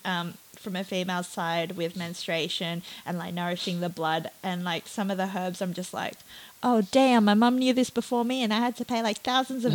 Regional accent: Hong Kong; My background's I'm from Hong Kong

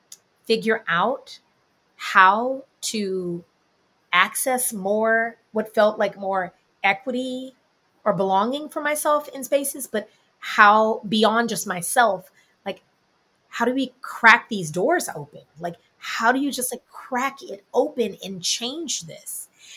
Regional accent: Houston, Texas, United States; now in New York, United States; but I am from Houston, Texas. So I'm Texan, which is an identity I still hold near and dear, regardless of whether or not I always agree with everything that's going on in my home state. Born and raised in Houston, oldest of four children.

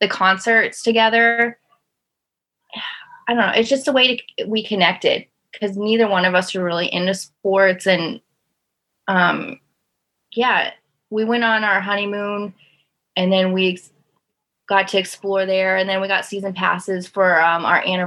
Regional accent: Las Vegas, Nevada, United States; moved away as an adult; also born or lived in Kannapolis, North Carolina; now in Florida, United States; I grew up in Las Vegas. And when I was about 20, I moved to North Carolina. And I moved from North Carolina to Florida about 2 years ago.

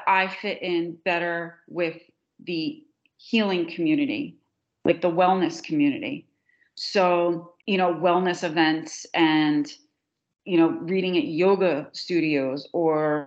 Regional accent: New Jersey, United States; We call it going down the shore. We never, in New Jersey, you go to the shore. You don't go to the beach

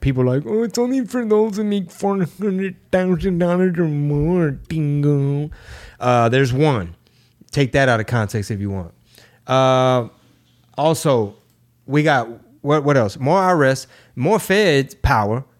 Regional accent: Houston, Texas, United States; Houston at the moment, my hometown

